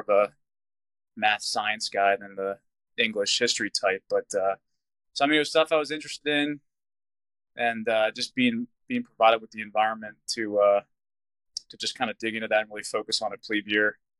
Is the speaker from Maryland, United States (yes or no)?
yes; Severna Park, Maryland, United States; also born or lived in Annapolis, Maryland / Denver; born in Annapolis. We moved from Annapolis um, up to Severna Park when I started first grade